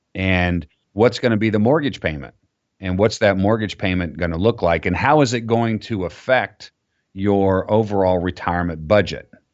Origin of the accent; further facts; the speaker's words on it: Florida, United States; I grew up down in Florida